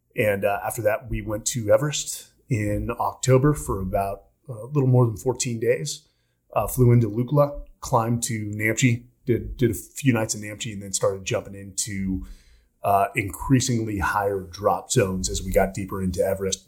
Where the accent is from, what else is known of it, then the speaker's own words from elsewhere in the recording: Palo Alto, California, United States; also born or lived in San Francisco; born in the, uh, the Bay Area